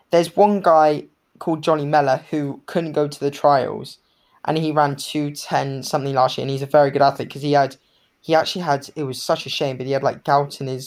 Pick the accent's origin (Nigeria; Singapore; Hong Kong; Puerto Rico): Hong Kong; also born or lived in Bermuda; I grew up in Hong Kong, so I was born